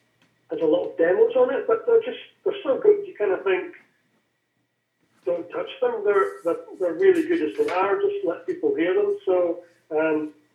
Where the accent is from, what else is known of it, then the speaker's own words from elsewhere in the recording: Aberdeen, Scotland, United Kingdom; also born or lived in London; now in West Highlands, United Kingdom; I'm from Aberdeen and that's my home team. Although I live in the West Highlands now.